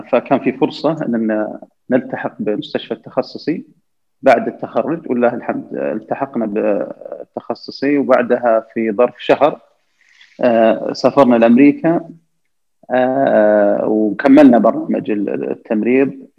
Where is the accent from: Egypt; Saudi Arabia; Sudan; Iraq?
Saudi Arabia; أنا وزملاء لي كسعوديين